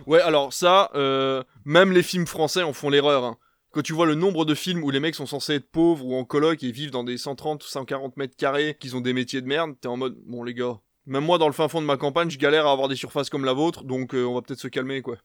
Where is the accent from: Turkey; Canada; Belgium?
Belgium; now in France; je viens de Belgique parce que en Belgique on est sur des plats